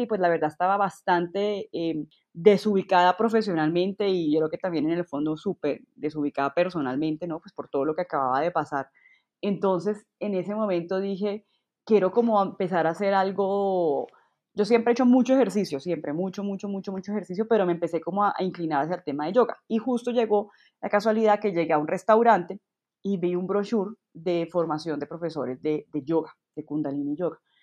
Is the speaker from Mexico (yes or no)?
no; Colombia; moved away as an adult; me devolví a Colombia, o sea, efectivamente me devolví a Colombia